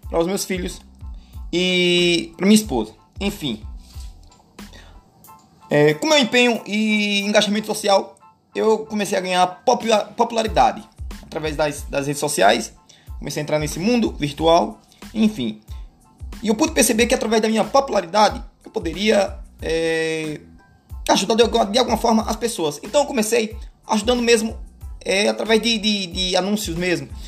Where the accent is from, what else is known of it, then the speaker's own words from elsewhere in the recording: Alagoas, Brazil; moved away as an adult; Na verdade, eu venho do interior de Alagoas, né? Mais precisamente ali Garci. É quase que um sertão. Mas é um interiorzinho legal.